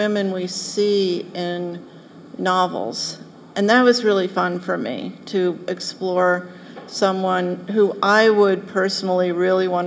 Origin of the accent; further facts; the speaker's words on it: Philadelphia, Pennsylvania, United States; I grew up in Philadelphia